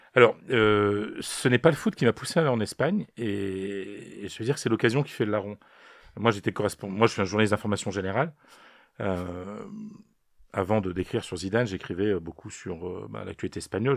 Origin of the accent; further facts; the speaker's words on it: Arras, Hauts-de-France, France; moved away as an adult; also born or lived in Spain; now in Paris, France; Je suis ch'ti, je suis né à Arras, dans le Pas-de-Calais. Je viens d'un petit village. Euh, j'ai été élevé à la ferme je suis chez mes grands-parents